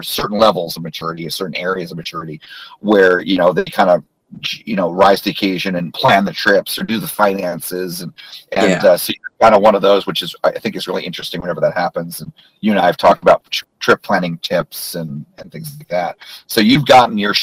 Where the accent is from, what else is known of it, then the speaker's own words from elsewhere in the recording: New Jersey, United States; moved away; I grew up in New Jersey, and it was a great home park.